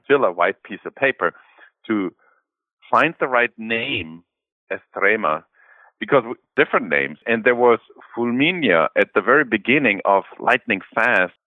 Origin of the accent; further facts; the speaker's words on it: Germany; I was born and raised in Germany